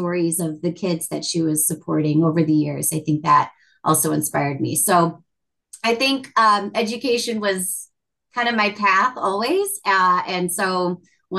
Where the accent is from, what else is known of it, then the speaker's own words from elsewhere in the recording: Chicago, Illinois, United States; first language English; growing up in Chicago because it is very linguistically rich